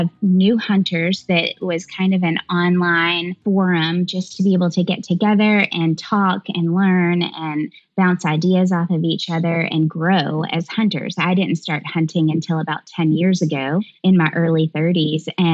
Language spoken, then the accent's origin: English; Nashville, Tennessee, United States; I'm from Middle Tennessee, the Nashville area